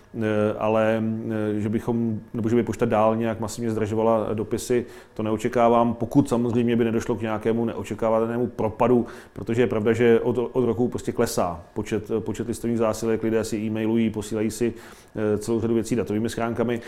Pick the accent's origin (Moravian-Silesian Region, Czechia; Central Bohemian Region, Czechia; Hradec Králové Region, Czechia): Central Bohemian Region, Czechia; Mladá Boleslav; z mého rodného města, hlavní pošta Mladé Boleslavi